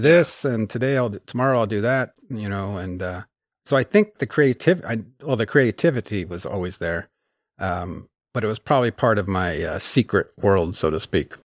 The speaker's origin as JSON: {"language": "English", "area": "Sonoma County", "region": "Northern California", "country": "United States", "tie": "born or raised there", "also_born_or_lived": "Sweden", "moved": "as an adult", "lives_now": "Hebron, United States", "said": "I grew up in Northern California and, uh, in the California wine country, Sonoma County"}